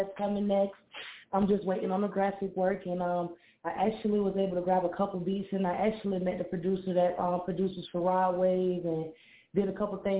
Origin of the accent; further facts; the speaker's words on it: Clearwater, Florida, United States; Clearwater, Florida